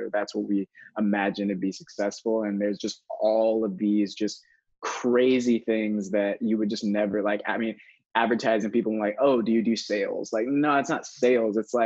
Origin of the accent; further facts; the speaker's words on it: Daytona Beach, Florida, United States; moved away as an adult; now in Austin, United States; grew up in Daytona Beach originally, and went to school in Florida